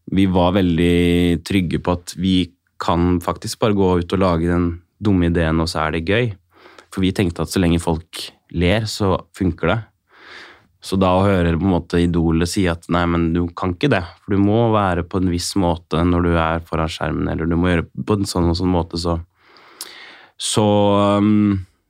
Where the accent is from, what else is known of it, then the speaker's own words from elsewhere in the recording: Kongsberg, Buskerud, Norway; der jeg er fra, altså Skålenborg, altså litt utafor Kongsberg